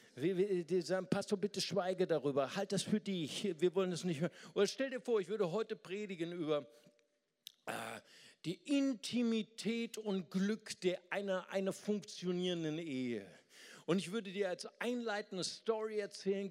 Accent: Germany; wir als Westeuropäer, wir als Deutsche

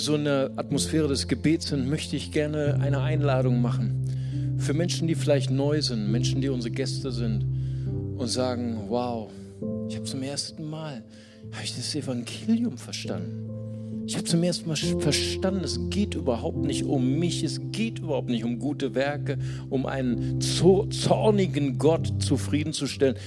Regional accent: Germany; für uns als Deutsche

